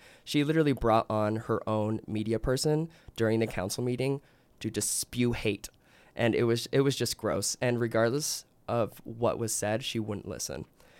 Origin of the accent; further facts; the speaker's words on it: Provo, Utah, United States; I was raised LDS in Provo